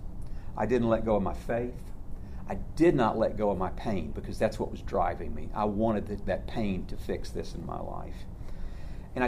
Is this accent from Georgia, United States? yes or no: yes; Atlanta, Georgia, United States; also born or lived in White, Georgia; I grew up in Atlanta, so I was a city boy